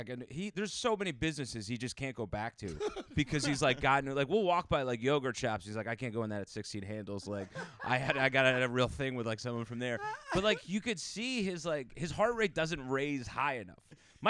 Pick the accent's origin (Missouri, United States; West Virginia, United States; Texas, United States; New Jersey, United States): New Jersey, United States; I grew up in North Jersey